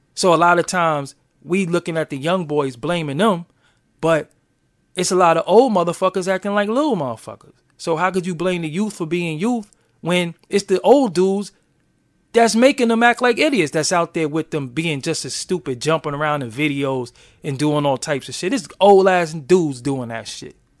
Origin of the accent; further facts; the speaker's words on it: New York City, New York, United States; I'm from Brooklyn.